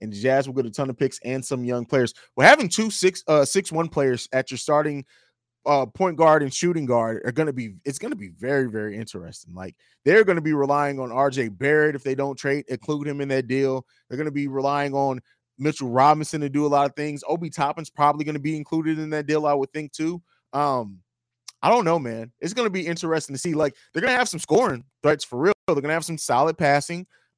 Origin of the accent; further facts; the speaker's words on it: Germany; also born or lived in Italy; I actually grew up overseas. I grew up and lived in Germany and Italy.